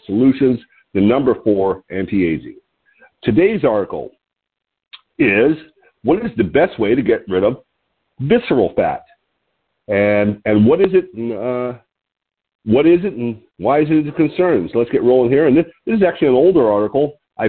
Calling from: Lompoc, California, United States; I'm calling in from Lompoc, California, which is 54 miles north of Santa Barbara on California's beautiful Central Coast.

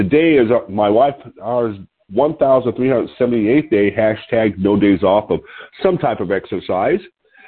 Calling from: Lompoc, California, United States; I'm your host today. I'm calling in from Lompoc, California, which sits 54 miles north of Santa Barbara on California's beautiful central coast.

